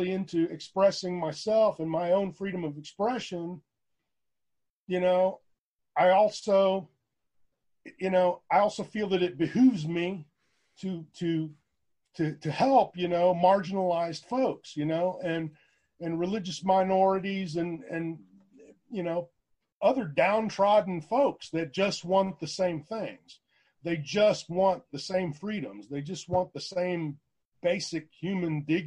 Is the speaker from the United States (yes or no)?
yes; Houston, Texas, United States; also born or lived in San Marcos, Texas; I grew up in Houston. I mean, I was born in Houston